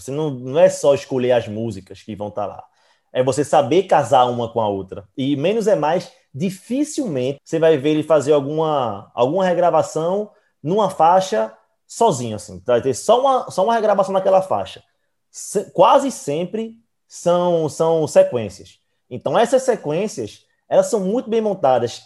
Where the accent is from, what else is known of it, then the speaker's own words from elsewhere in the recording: Recife, Pernambuco, Brazil; Nós somos do Recife.